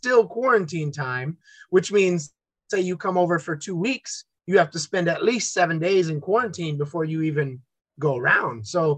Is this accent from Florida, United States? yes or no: yes; New Smyrna Beach, Florida, United States; also born or lived in Orlando; New Smyrna Beach, Florida, and then went to university at the University of Central Florida in Orlando and lived there for about 10 years.